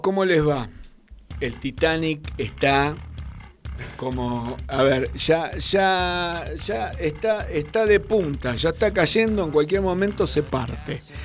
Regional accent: Argentina

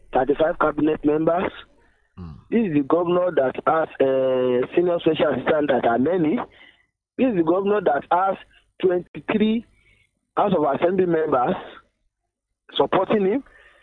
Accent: Osun, Nigeria; As I'm talking to you, I came from Ward 9 in Ile, Borikwe local government.

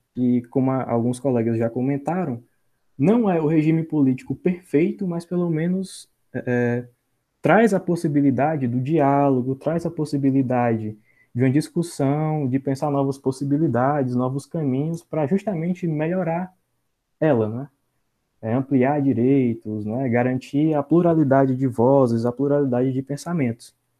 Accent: Senador Pompeu, Ceará, Brazil; sou aqui da cidade de Senador Pompeu

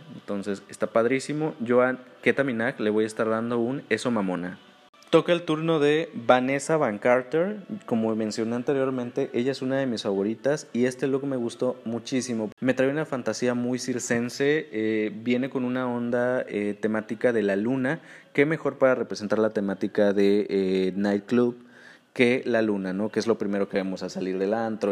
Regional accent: Mexico; Como buen mexicano

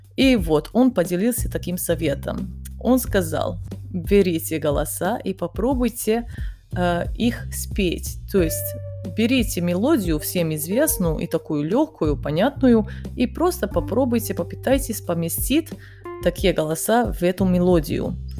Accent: Kanjiža, Vojvodina, Serbia; Russian is a second language; also born or lived in Bosnia and Herzegovina; я родилась в Боснии, мы переехали потом в Сербию, и сначала я жила в маленьком городе, который называется Канижа. Он находится на севере Сербии

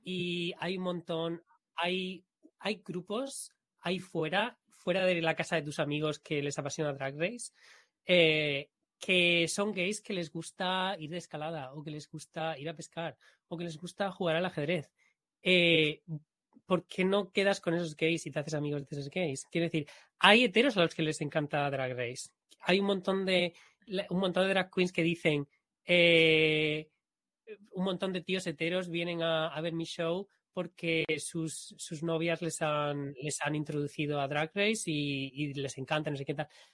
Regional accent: Spain; accent: Spanish accent in English; yo hablando inglés con un acento español

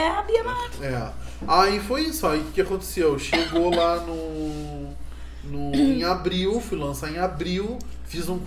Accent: São Paulo, Brazil; born there; E eu olhei pra cima e disse assim, claro que sou, nasci em São Paulo.

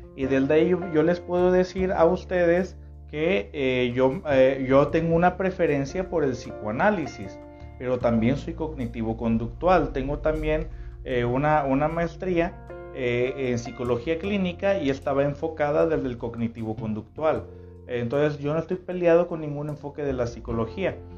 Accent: Tepic, Nayarit, Mexico; Yo estoy transmitiendo en este momento desde el Pacífico Mexicano, desde Nayarit, eh, la tierra que me vio nacer

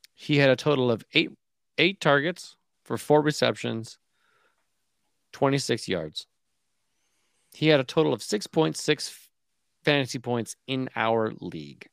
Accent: Canada; a Canadian

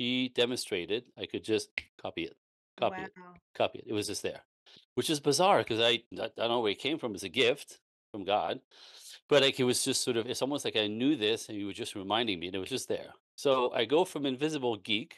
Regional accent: East Coast of Canada, Canada; moved away as an adult; also born or lived in Los Angeles; I was born in Canada, French Canadian. So back on the East Coast of Canada

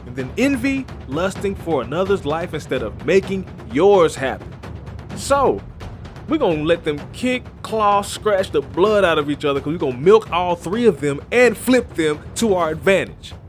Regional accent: Chattanooga, Tennessee, United States; my hometown of Chattanooga, Tennessee

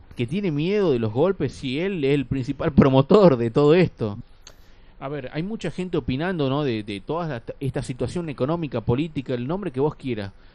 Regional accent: Tucumán, Argentina; como tucumanos, por ejemplo, o como tucumanas acá

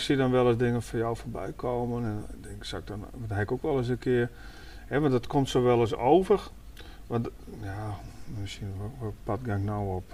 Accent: Netherlands; En ik kom uit de Transvaalwijk vandaan, zeg maar, Vogelwijk, Muziekwijk. Daar dan had je vroeger allemaal buurtwinkeltjes, maar wij speelden ook altijd op straat

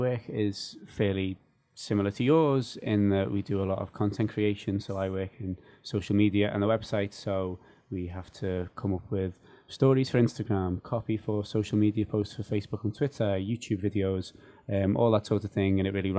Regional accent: United Kingdom; now in Brussels, Belgium; the trainee in digital communications from the UK

